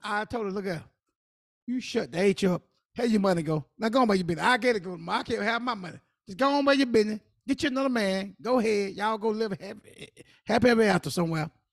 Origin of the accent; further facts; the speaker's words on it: South Carolina, United States; I'm from South Carolina